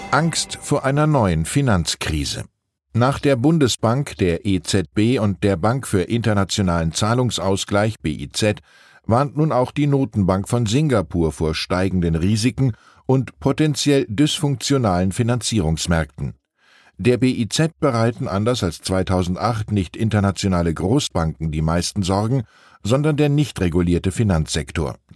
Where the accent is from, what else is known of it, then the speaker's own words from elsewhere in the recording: Hamburg, Germany; Was mich als Hamburger besonders freut